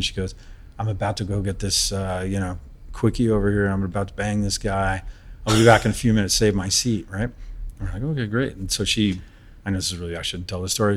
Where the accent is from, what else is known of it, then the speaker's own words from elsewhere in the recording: San Francisco, California, United States; also born or lived in Napa Valley; San Francisco. It's my hometown.